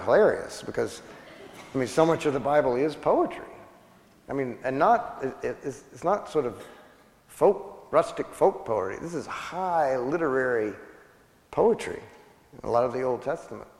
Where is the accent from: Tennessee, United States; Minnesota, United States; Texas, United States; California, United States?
Texas, United States; West; the people that I grew up with in West Texas